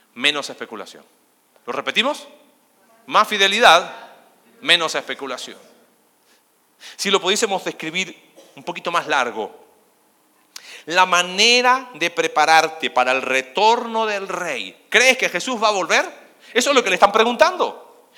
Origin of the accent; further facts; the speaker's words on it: Chile; now in Argentina; Soy chileno